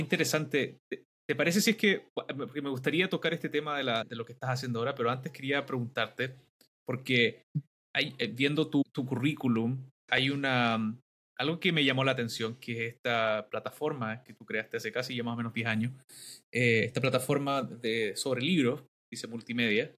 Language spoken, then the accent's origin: Spanish; Valdivia, Los Ríos, Chile; soy originario de Valdivia